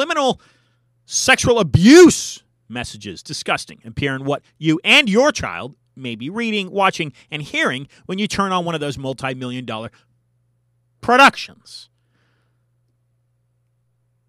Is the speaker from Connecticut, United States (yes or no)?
no; California, United States; also born or lived in South Carolina; I'm a Californian, so I'm pretty much raised oblivious to these different Jim Crow laws